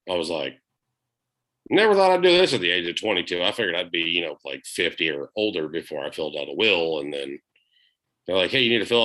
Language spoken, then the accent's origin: English; Florida, United States; now in Alabama, United States; not like down here in like Alabama or growing up in Florida where it was like you walk two seconds to your car as soon as you leave a door and you're drenched.